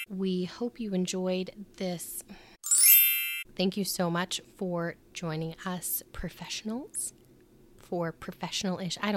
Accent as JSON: {"language": "English", "region": "Midwest", "country": "United States", "accent": "Midwestern", "said": "It's my Midwestern accent."}